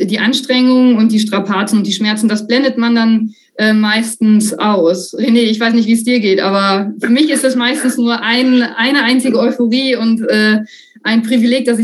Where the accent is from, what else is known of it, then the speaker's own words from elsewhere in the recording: North Rhine-Westphalia, Germany; Also ich, ich komme aus dem, aus dem Sauerland ähm, und, und da dachte dann, naja, also wenn ich schon die 800 Kilometer in die Alpen fahre